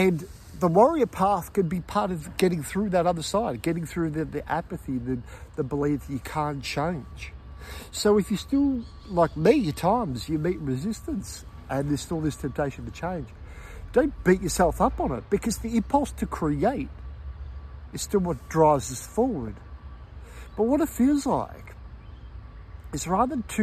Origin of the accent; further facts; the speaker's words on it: Melbourne, Victoria, Australia; when I was growing up in Melbourne, being in Melbourne